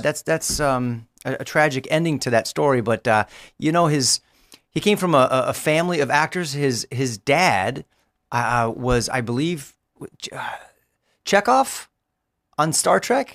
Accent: Los Angeles, California, United States; I live in Los Angeles. I grew up in Los Angeles

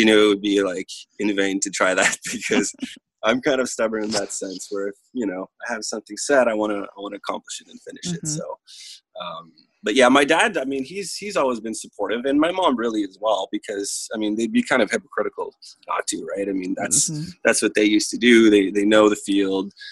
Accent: Ottawa, Ontario, Canada; first language French; moved away as an adult; now in Toronto, Canada; I'm originally from Ottawa, Ontario in Canada

